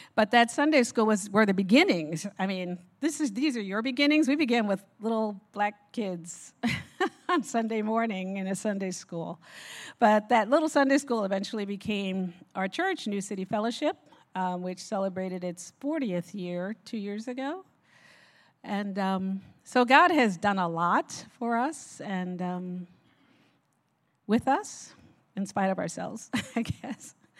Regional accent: Newark, New Jersey, United States; I was born and raised in Newark, New Jersey

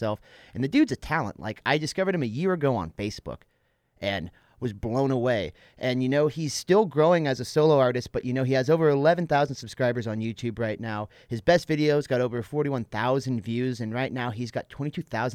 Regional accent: Northern California, United States; also born or lived in South San Francisco; lived my whole entire life up in Northern California in between Sacramento and North Lake Tahoe

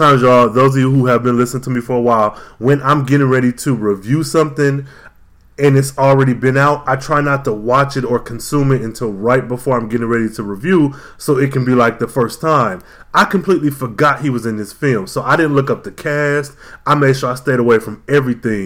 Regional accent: Midwest, United States; I'm from the Midwest

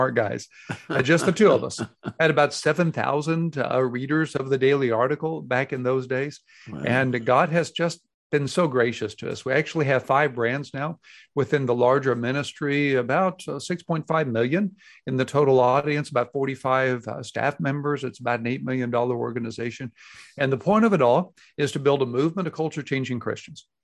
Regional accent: Houston, Texas, United States; now in Dallas, United States; I grew up in Houston, Texas, in a loving home

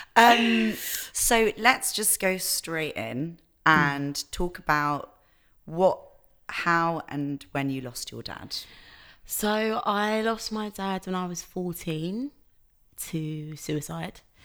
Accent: London, United Kingdom; born and raised in London, West London

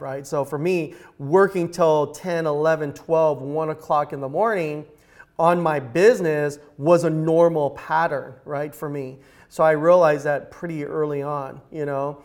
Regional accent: Los Angeles, California, United States; also born or lived in Eagle Rock; I grew up right here in Los Angeles

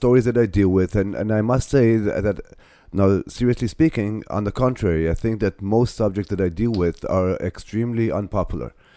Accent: Ramat Gan, Tel Aviv District, Israel; Ramat Gan, which is my hometown

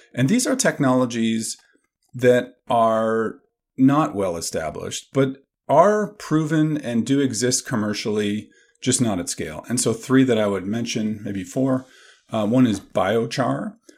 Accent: Canada; now in Madison, United States; I grew up in Canada

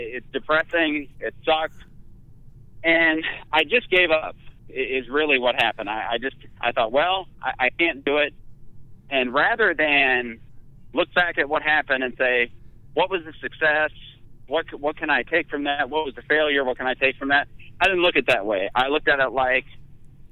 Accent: Dayton, Ohio, United States; moved away as an adult; now in South Carolina, United States; I was born and raised in Dayton, Ohio

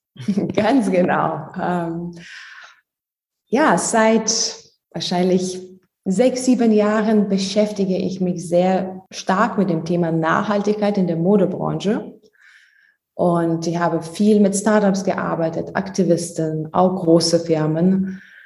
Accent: Lithuania; German is a second language; moved away; Ich komme ursprünglich aus Litauen, ähm, deswegen mein Deutsch ist nicht fließend

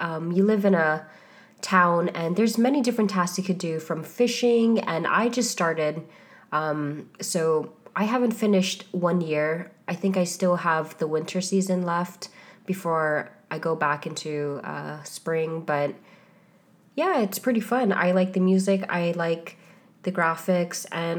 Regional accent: Hawaii, United States; now in Bay Area, United States; I'm originally from Hawaii.

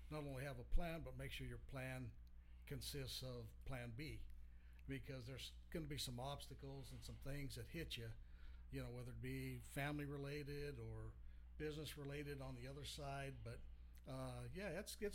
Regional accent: Colorado, United States; moved away; Colorado originally, and and we still have a lot of family on both sides back there.

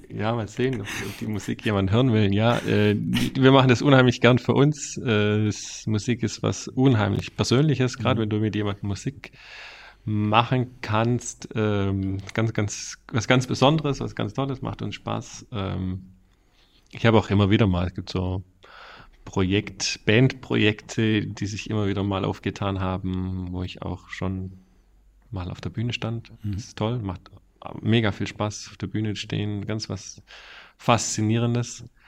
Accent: Reutlingen, Baden-Württemberg, Germany; accent: Swabian; moved away as an adult; also born or lived in Stuttgart; now in Ostfildern, Germany; ich komme aus der Reutlingen, Reutlinger Metzinger Ecke, da bin ich mhm. aufgewachsen

